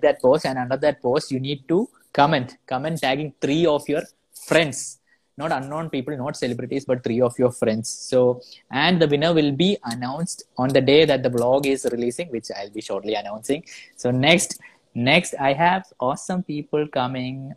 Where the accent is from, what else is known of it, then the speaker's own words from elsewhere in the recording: Kerala, India; I am from Kerala.